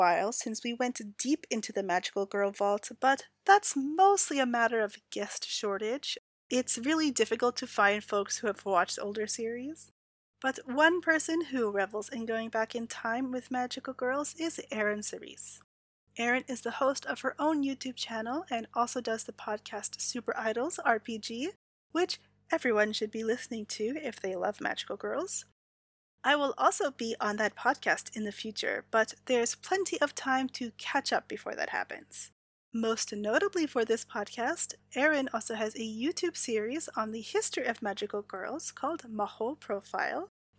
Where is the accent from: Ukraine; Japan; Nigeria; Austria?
Japan; Growing up in Japan during those days of earliest magical girls anime, Sally-chan, Akko-chan, Mako-chan, Et-chan, I remember parents discussing about this new discipline method